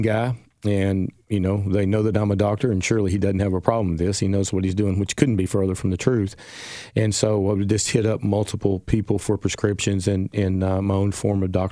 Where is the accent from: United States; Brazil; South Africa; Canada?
United States; Jonesborough, Tennessee; also born or lived in Johnson City, Tennessee; I was in East Tennessee at the time, my hometown of Jonesboro in Johnson City